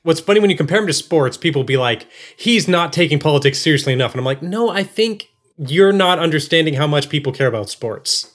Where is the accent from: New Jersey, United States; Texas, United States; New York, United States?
Texas, United States; I was born in Texas and raised in Texas